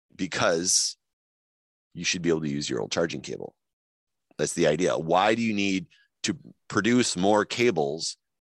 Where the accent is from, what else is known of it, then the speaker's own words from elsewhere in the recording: Winnipeg, Manitoba, Canada; accent: Winnipeg; my Winnipeg accent